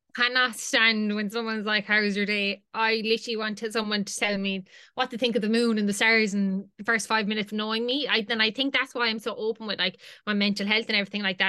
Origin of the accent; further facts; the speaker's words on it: Limerick, Munster, Ireland; I'm from Limerick. So I could live at home